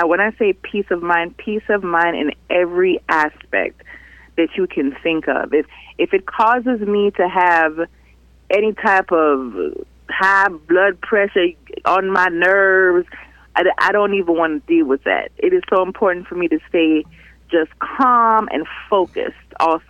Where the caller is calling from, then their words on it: Miami, Florida, United States; … from Miami.